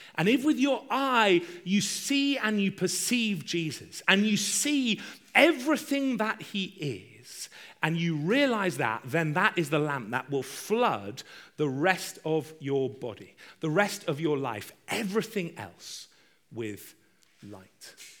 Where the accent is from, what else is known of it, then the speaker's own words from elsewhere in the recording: United Kingdom; I'm British